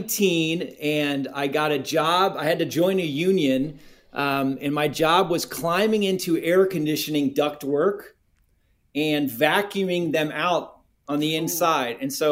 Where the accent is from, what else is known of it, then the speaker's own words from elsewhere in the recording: South Korea; That's part of my heritage. I'm from Korea and Korean spicy wings is a delicacy.